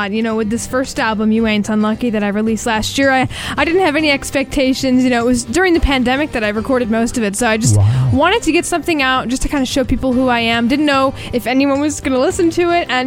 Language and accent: English; Boston, Massachusetts, United States